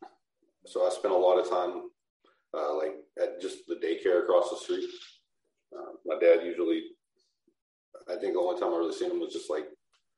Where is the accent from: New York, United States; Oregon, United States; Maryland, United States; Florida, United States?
Oregon, United States; Portland; this area called Rockwood, where I'm from. I'm from Portland, Oregon